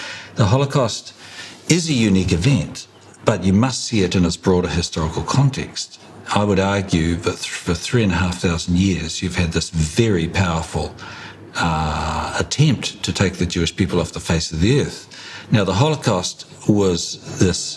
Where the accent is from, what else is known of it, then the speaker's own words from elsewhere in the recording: Hawke's Bay, New Zealand; I grew up in Hawke's Bay